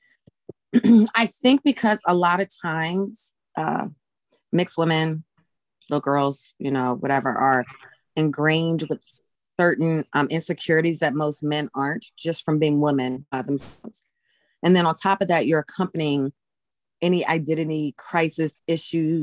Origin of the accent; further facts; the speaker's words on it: Virginia, United States; also born or lived in Alamogordo, New Mexico; Then we moved to Virginia, a very small rural country bumpkin town, right? I pretty much lived there off and on my whole life, and still in Virginia